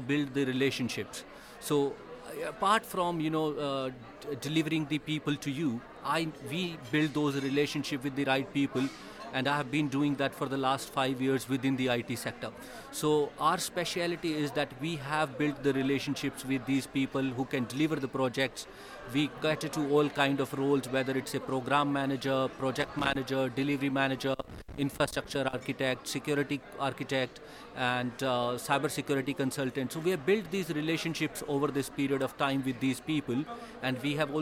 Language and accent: English; India; also born or lived in Dubai, United Arab Emirates / Jersey / Isle of Man / London, United Kingdom; now in Birmingham, United Kingdom; I'm originally from India, and I'm British Indian. I've moved to the UK 10 years back, and I came from Dubai.